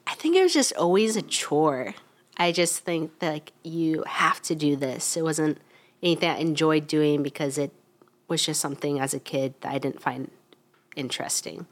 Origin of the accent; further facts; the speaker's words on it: Wichita, Kansas, United States; I'm from Wichita, Kansas, so kind of, it, it, it is Midwest.